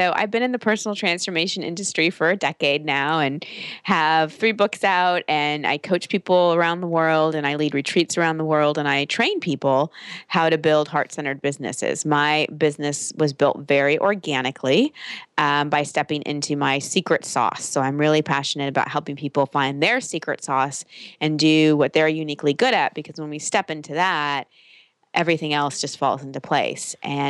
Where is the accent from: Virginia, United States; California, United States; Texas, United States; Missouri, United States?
Texas, United States; I grew up in Texas.